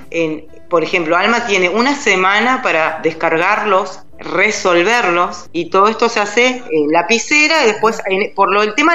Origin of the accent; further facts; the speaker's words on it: Neuquén, Argentina; now in Buenos Aires, Argentina; nosotros como somos de Neuquén, era, en realidad la primaria era hasta séptimo y cuando la inscribimos en Buenos Aires cambia.